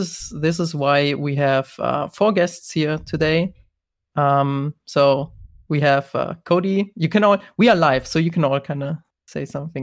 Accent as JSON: {"language": "English", "country": "Germany", "said": "I'm from Germany"}